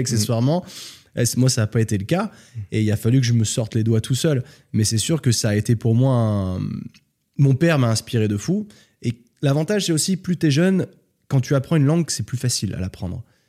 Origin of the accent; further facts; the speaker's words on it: France; accent: hybrid; moved away as an adult; also born or lived in New York / Australia / London; now in Spain; Je suis né en France